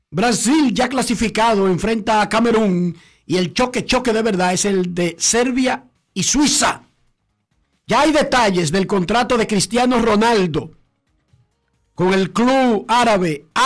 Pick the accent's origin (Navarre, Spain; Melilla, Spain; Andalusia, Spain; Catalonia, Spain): Melilla, Spain; Melilla, tío, que somos árabes españoles.